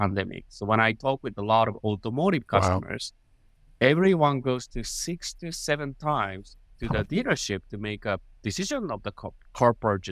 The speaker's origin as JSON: {"language": "English", "country": "Japan", "tie": "born or raised there", "second_language": "English", "moved": "as an adult", "lives_now": "United States", "said": "I was born in Japan. I go to University of Tokyo, which is in Japan"}